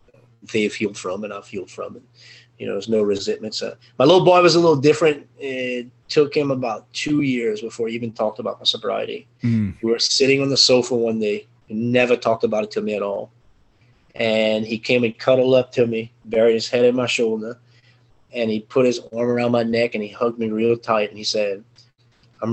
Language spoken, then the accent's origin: English; Cajun, Louisiana, United States; I'm Cajun French, you know, on parler un petit peu français